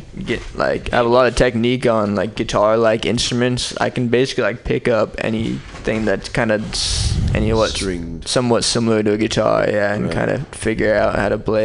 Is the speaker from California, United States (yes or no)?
yes; San Francisco, California, United States; also born or lived in Colorado; I'm from San Francisco, California, from the Outer Richmond District, the Outer Richmond, basically by the water, by Land's End. And, yeah, just grew up going to public school here in the city